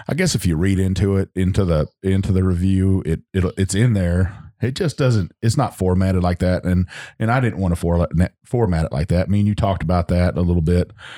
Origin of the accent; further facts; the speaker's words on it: Texas Hill Country, United States; moved away; I'm from Hill, Hill Country, and that's, Lukenbach, Texas